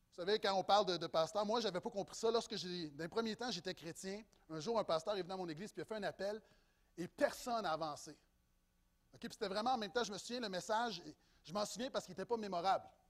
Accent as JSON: {"language": "French", "region": "Quebec", "country": "Canada"}